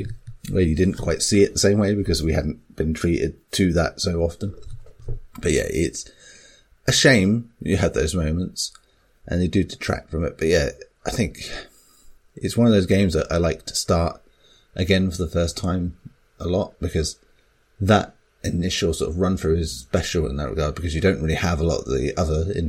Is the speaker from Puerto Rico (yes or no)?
no; England, United Kingdom; I'm from South